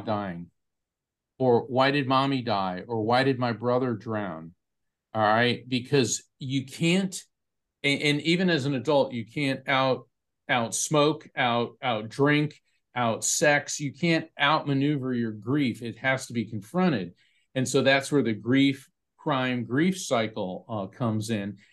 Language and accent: English; Florida, United States; my family's from New York, New Jersey. I was raised in Florida